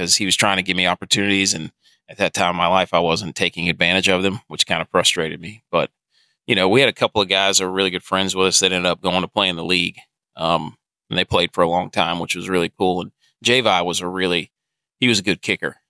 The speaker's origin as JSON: {"language": "English", "region": "North Carolina", "country": "United States", "tie": "born or raised there", "said": "growing up in North Carolina"}